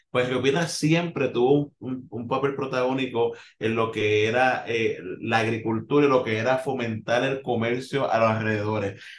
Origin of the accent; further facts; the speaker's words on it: Loíza, Puerto Rico; yo naturalmente soy del pueblo de Loíza, eh, un pueblo aquí costero en Puerto Rico